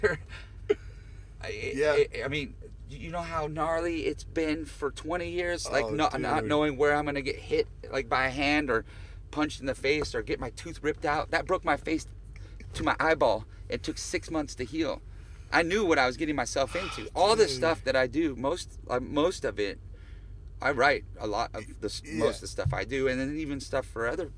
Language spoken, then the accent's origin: English; the Northwest, Pacific Northwest, United States; growing up in the Northwest